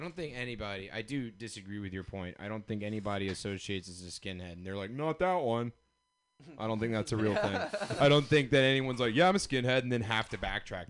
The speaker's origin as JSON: {"language": "English", "region": "the South", "country": "United States", "tie": "born or raised there", "said": "growing up in the South"}